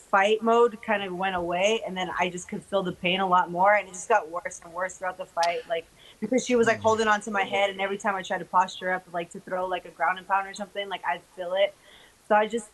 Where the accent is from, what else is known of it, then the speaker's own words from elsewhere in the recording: United States; also born or lived in California; we're American